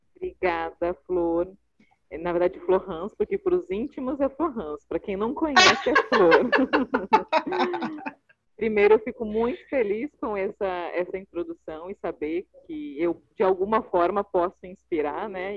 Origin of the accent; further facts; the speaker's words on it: Rio Grande do Sul, Brazil; also born or lived in Curitiba; now in Rio de Janeiro, Brazil; eu sou gaúcha, sou empresária, moro no Rio, já morei em Curitiba, moro no Rio hoje